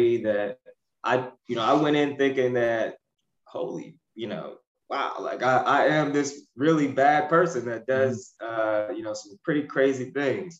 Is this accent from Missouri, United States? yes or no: yes; Ferguson, Missouri, United States; I grew up in the Ferguson, Missouri area